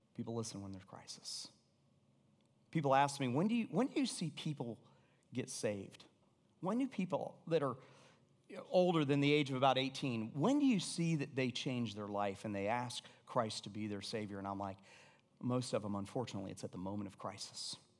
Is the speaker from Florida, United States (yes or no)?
yes; Florida, United States; moved away; also born or lived in Atlanta; I grew up in Florida